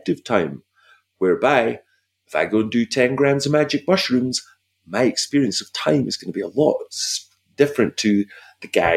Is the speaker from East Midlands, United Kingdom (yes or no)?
no; Scotland, United Kingdom; moved away; I'm a Scottish guy